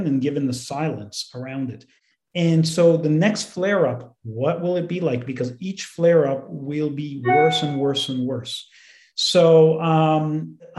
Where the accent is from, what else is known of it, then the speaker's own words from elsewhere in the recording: Canada; as Canadians